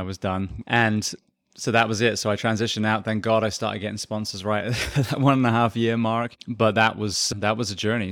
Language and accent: English; England, United Kingdom; moved away as an adult; also born or lived in Japan; now in Ocala, Florida, United States; So I am originally from England. I spent 27 years there.